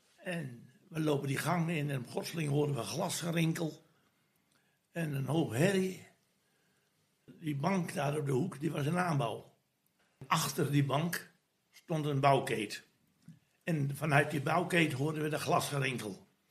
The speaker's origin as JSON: {"language": "Dutch", "region": "Groningen", "country": "Netherlands", "moved": "yes", "lives_now": "Vlaardingen, Netherlands", "said": "Ja, ik ben een Groninger en ik heb een hard karakter"}